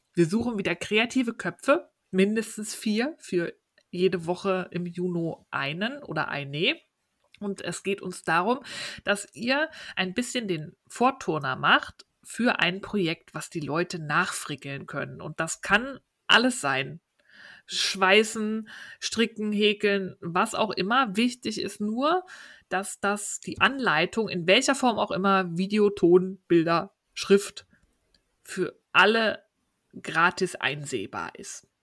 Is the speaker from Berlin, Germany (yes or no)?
yes; Berlin, Germany; Berlin, meine Heimatstadt